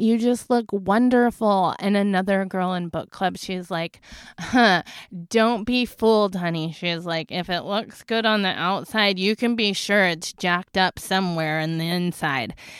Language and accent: English; Las Vegas, Nevada, United States; I come from Las Vegas